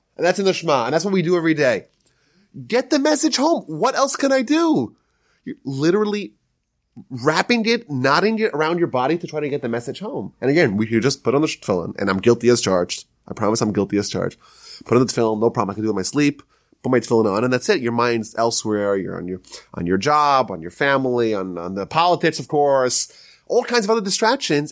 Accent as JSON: {"language": "English", "region": "Northeast", "country": "United States", "moved": "yes", "lives_now": "Houston, United States", "said": "I'm from the, I'm from the Northeast"}